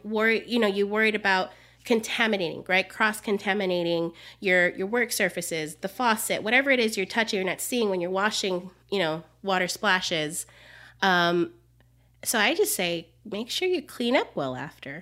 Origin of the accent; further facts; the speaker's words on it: Jamaica; now in Miami, United States; I'm Jamaican